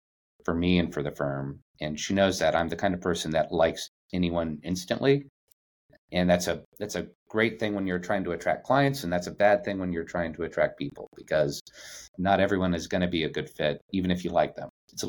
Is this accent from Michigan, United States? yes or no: no; Yuma, Arizona, United States; I grew up in Yuma, Arizona, which is a very small town on the border of Arizona, California, and Mexico. And it's a military town